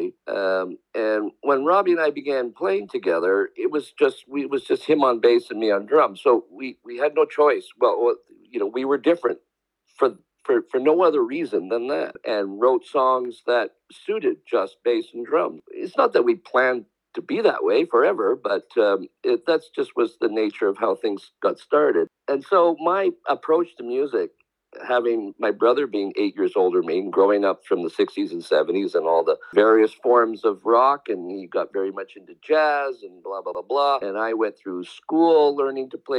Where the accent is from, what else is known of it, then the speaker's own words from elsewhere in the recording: Victoria, British Columbia, Canada; the small scene that we grew up in Victoria, British Columbia